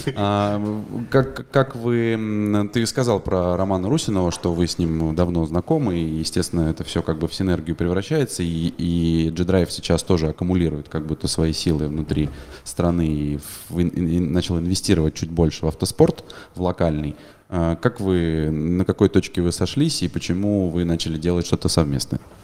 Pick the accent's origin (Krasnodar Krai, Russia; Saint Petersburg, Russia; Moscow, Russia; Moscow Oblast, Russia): Saint Petersburg, Russia; я в детстве, когда на Невское кольцо с папой ходил на кольцевые гонки в Питере